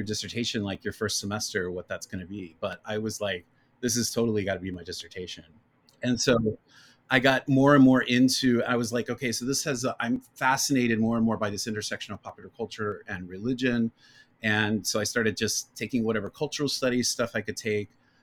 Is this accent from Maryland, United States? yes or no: no; Northern Kentucky, United States; moved away; I grew up in Northern Kentucky, which is part of the greater Cincinnati area.